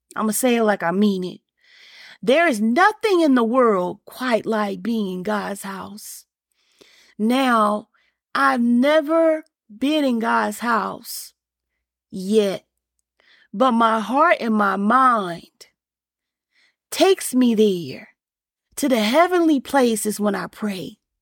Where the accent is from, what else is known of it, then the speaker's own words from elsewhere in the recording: Alabama, United States; me growing up in Alabama and Bama, as we saw, we say it